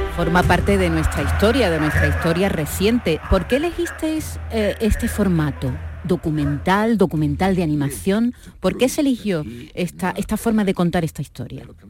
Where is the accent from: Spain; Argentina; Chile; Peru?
Spain; Andalusia; accent: Andalusian; desde aquí, desde Andalucía y muchas veces con nuestro acento